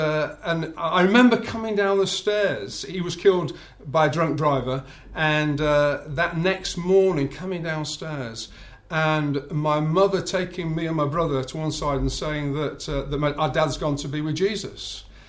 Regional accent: Bradford, Yorkshire and the Humber, United Kingdom; now in South England; Okay, so born and bred in Bradford in Yorkshire. Although I have to confess, I've lived down in the south for far too long now.

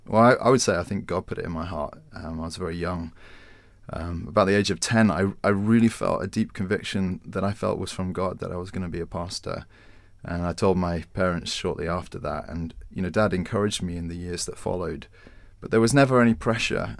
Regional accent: Winchester, South East England, United Kingdom; now in London, United Kingdom; I'd grown up in Winchester

